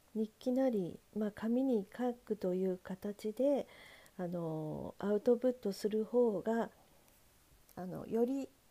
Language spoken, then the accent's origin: Japanese; Sendai, Miyagi, Japan; moved away; 私はあの仙台出身なんですけれども